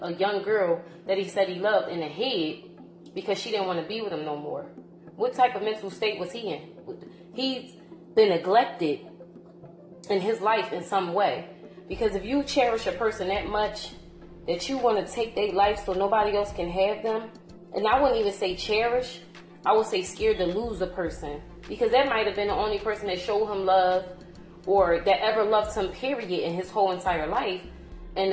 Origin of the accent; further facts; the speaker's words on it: Philadelphia, Pennsylvania, United States; growing up in North Philly